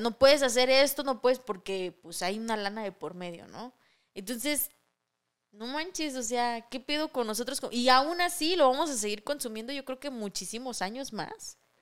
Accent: Mexico

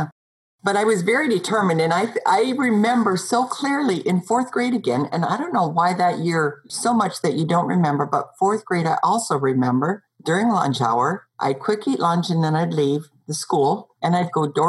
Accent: Montana, United States; I grew up in Montana in the outback next to the mountains

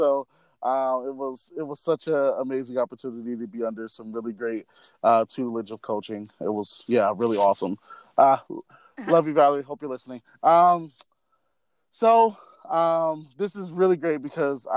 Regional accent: Milwaukee, Wisconsin, United States; moved away; I am from Milwaukee, Wisconsin

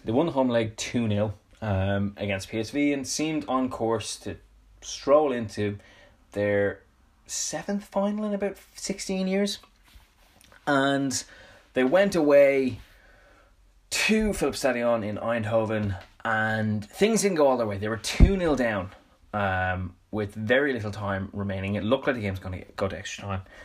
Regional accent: Dublin, Leinster, Ireland; I'm from Dublin, um, in Ireland.

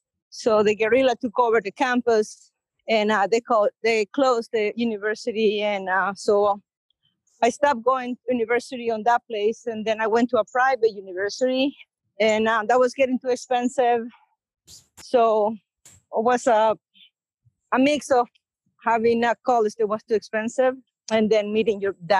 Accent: El Salvador; English is a second language; moved away as an adult; now in United States; Very slow compared here to the States. Went to high school there. I did 2 years of college, but I never finished.

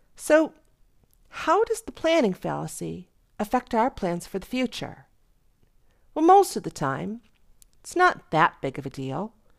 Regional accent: Western New York, United States; moved away; I grew up in Western New York

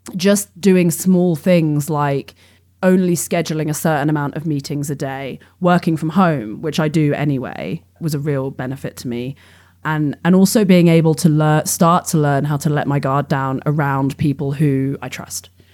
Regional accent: England, United Kingdom; moved away as an adult; I grew up in England and I came from a, you know, fairly well off upbringing.

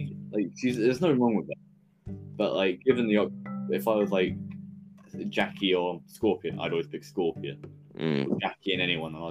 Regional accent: England, United Kingdom; Mate, I'm English.

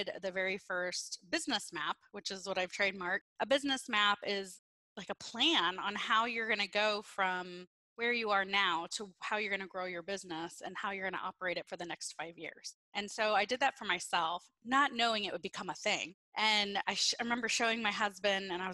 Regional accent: Peoria, Illinois, United States; I'm born and raised in Peoria, Illinois

